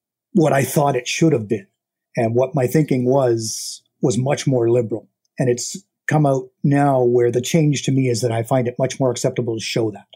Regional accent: Colorado, United States; also born or lived in Canada; now in Toronto, Canada; I did grow up in Colorado

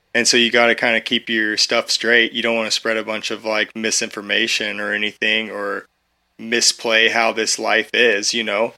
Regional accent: Eugene, Oregon, United States; I came from Eugene, like, I grew up in Eugene, Oregon

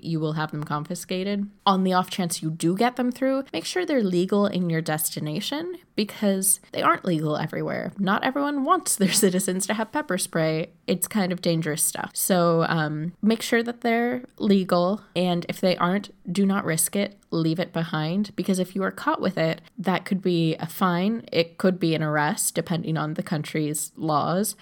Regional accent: United States; moved away as an adult; I am an American citizen living abroad

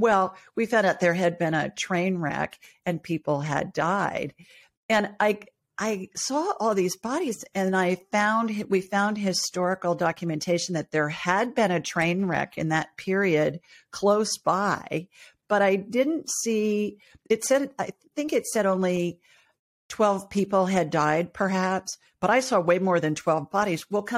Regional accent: Ohio, United States; also born or lived in Los Angeles; I grew up in Ohio and lived in L.A. for a long time.

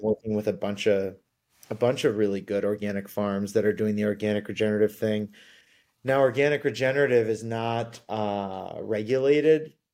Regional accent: Ann Arbor, Michigan, United States; moved away as an adult; also born or lived in New York; I grew up in Ann Arbor, Michigan

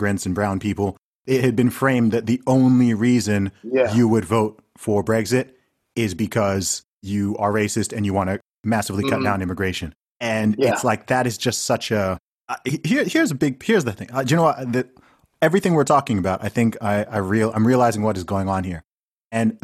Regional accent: Nigeria; I'm Nigerian

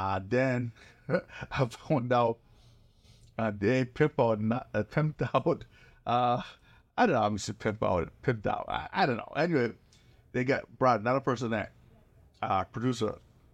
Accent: South Korea; I was growing up in Korea

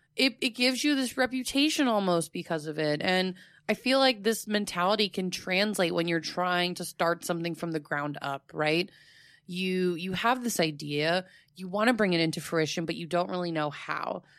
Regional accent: Fort Myers, Florida, United States; in my hometown, that's where he created it, and there's the Thomas Edison and Henry Ford Winter Estates

